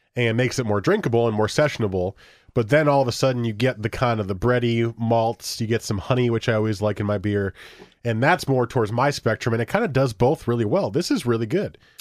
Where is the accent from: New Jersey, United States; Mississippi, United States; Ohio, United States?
New Jersey, United States; we got married in New Jersey, which is where I'm from